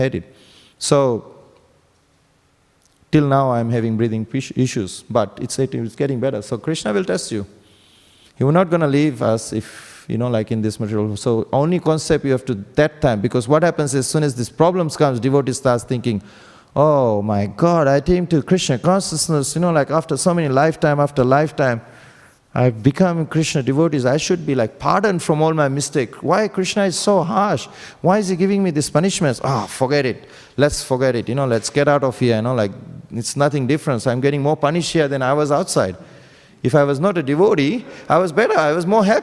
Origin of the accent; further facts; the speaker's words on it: Fiji; moved away as an adult; now in Sydney, Australia; I came to Australia in 2001 from Fiji. I'm from Fiji